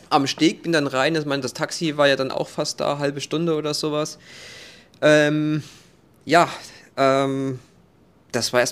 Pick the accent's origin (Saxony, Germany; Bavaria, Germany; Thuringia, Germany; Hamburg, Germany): Thuringia, Germany; Ja, meine Heimat, Sonneberger Landkreis, ja.